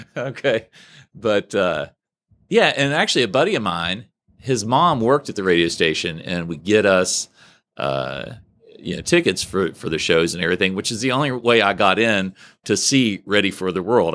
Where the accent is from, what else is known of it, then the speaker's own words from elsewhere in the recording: Huntington, West Virginia, United States; also born or lived in Oak Hill, West Virginia; I was born in Huntington, but we were living in Oak Hill, and then we moved officially back to Huntington